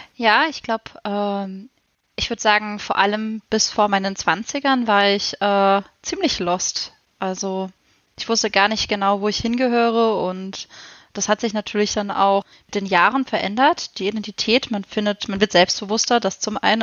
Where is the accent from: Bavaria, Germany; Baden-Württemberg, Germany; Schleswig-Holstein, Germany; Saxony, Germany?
Baden-Württemberg, Germany; Freiburg; ich komme, wie schon gesagt, aus Freiburg, der sonnigsten ja, Stadt